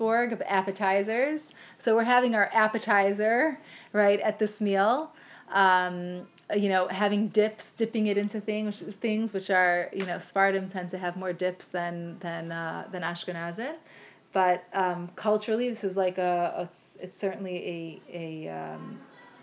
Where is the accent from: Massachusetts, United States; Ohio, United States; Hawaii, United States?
Ohio, United States; Cleveland; moved away; I grew up in Cleveland with all of my mother's family